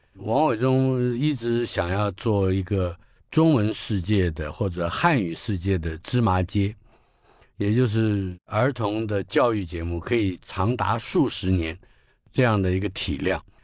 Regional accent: Taipei, Taiwan; 我是在台北出生的

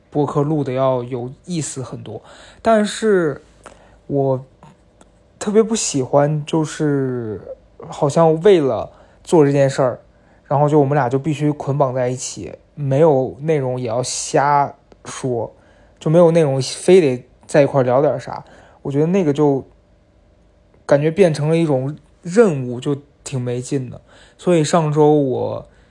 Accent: northwestern China, China; now in Beijing, China; 毕竟我是在西北长大

